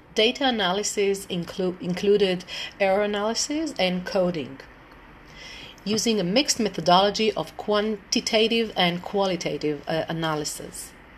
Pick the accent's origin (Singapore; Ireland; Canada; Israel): Israel; Tel Aviv, Tel Aviv District; I'm from Israel, um, Tel Aviv.